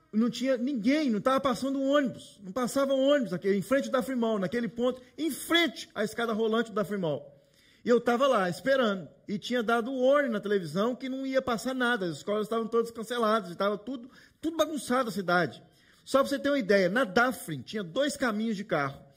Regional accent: Brazil; now in Toronto, Canada; aqui em Toronto. Nós que somos brasileiros, portugueses também, falar em necessidade, gente pedindo as coisas, é normal para a gente, né?

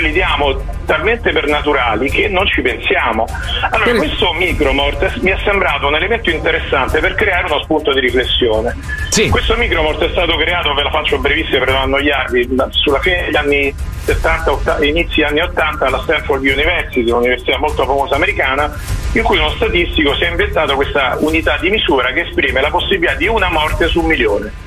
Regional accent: Rome, Lazio, Italy; io sono di Roma

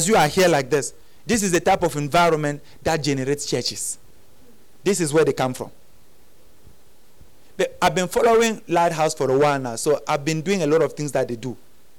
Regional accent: Cameroon; now in South Africa; I came from Cameroon. When I came to, I didn't come to South Africa to do church.

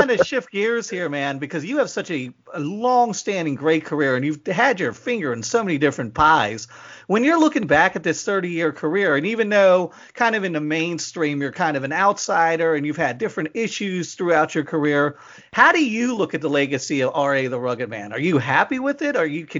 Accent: Pennsylvania, United States; I'm from Pennsylvania

